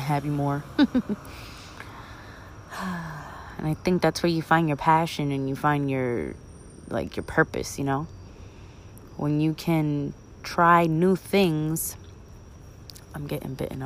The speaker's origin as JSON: {"language": "English", "town": "New York City", "region": "New York", "country": "United States", "said": "I'm from Brooklyn"}